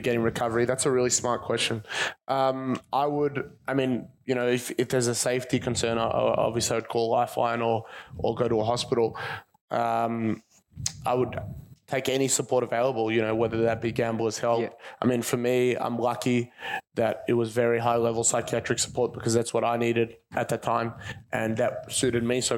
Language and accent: English; Caulfield, Victoria, Australia; I grew up just around here. I grew up in Caulfield.